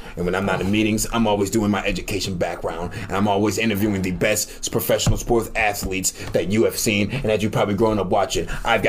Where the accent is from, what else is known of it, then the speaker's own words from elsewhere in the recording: New York City, New York, United States; I'm from New York City. The only time I see grass is when I go to the Bronx.